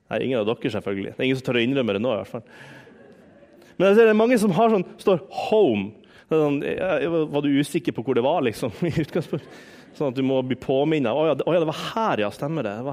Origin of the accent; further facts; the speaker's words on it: Harstad, Troms, Norway; Hjemme i Harstad så, Jeg har jo fortalt en del om bestemor. Bestemor var en sånn åndelig mor for meg.